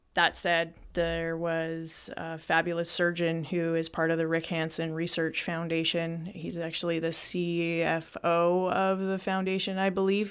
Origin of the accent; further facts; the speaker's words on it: Lethbridge, Alberta, Canada; my life in Lethbridge, Alberta, which is directly over Montana, life growing up in Lethbridge